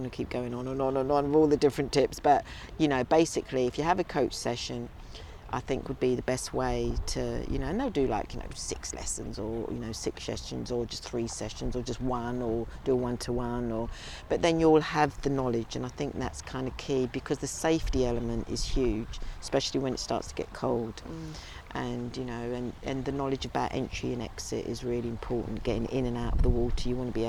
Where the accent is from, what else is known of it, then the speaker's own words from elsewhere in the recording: London, United Kingdom; I think being a city girl, you know, and like growing up in London